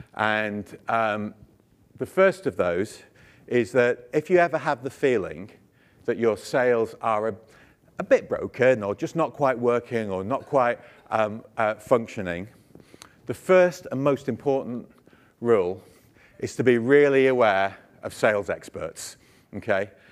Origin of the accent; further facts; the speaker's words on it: United Kingdom; I'm British